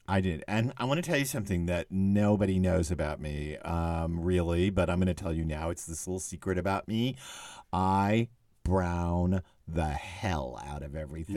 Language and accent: English; Texas, United States; I'm from Texas